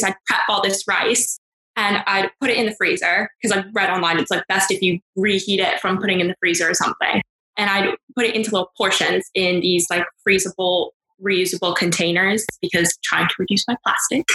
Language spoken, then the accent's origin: English; California, United States; now in United Kingdom; I'm from California